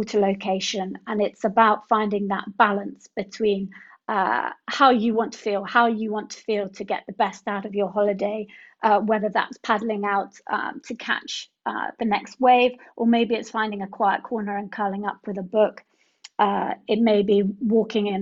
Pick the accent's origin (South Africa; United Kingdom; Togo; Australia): United Kingdom; Sussex, South East England; moved away as an adult; also born or lived in London / Paris; now in Cornwall, United Kingdom; I grew up in Sussex in the countryside